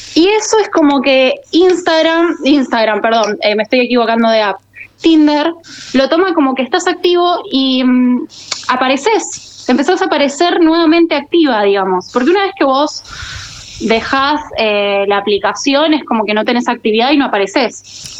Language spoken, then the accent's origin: Spanish; Muñiz, Buenos Aires Province, Argentina; Yo soy de Buenos Aires, de eh, Muñiz